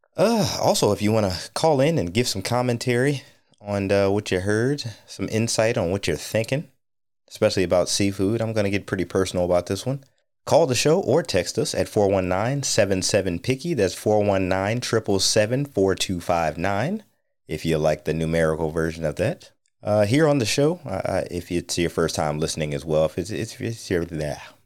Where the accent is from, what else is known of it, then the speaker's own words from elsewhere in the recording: North Ohio on Lake Erie, United States; now in DC, Maryland, Virginia area, United States; I grew up in North Ohio on Lake Erie